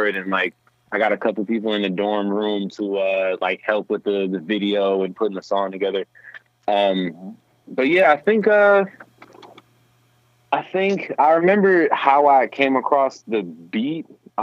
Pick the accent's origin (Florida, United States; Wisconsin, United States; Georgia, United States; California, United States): Wisconsin, United States; Milwaukee; I'm a hip-hop artist, born and raised in Milwaukee, Wisconsin